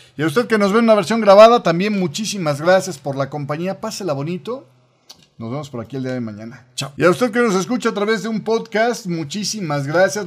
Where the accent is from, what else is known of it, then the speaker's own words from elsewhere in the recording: Mexico; estoy hablando como mexicano